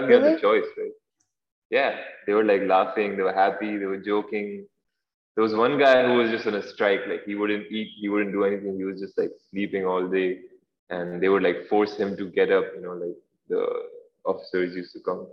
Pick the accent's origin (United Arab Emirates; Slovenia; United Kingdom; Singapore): United Arab Emirates; Dubai; I'm from Dubai